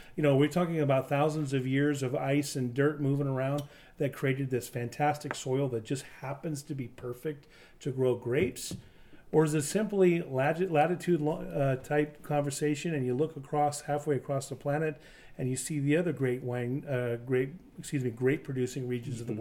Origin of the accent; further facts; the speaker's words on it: Eastern Washington, United States; I grew up in Eastern Washington, but I've lived on either side of the state my entire life.